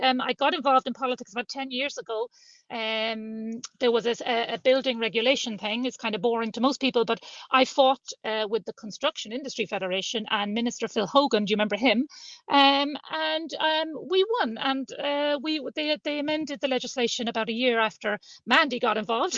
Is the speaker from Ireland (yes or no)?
yes; Sligo, Connacht, Ireland; also born or lived in London; I was born in London to an Irish mum, and mum brought us back as a child, brought us back home to Sligo to live